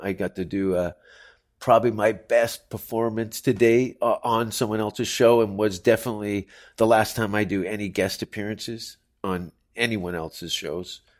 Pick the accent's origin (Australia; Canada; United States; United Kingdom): Canada; Hamilton, Ontario; moved away; also born or lived in Toronto; the city that I grew up